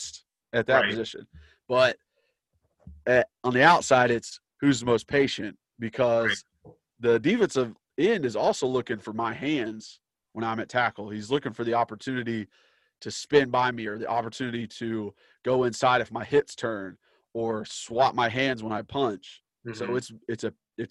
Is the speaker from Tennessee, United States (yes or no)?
yes; Knoxville, Tennessee, United States; I grew up in Knoxville, grew up in East Tennessee